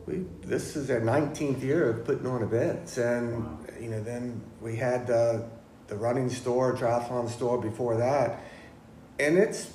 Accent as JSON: {"language": "English", "town": "Richmond", "region": "Virginia", "country": "United States", "tie": "born or raised there", "also_born_or_lived": "Florida", "lives_now": "Virginia Beach, United States", "said": "I grew up in Richmond"}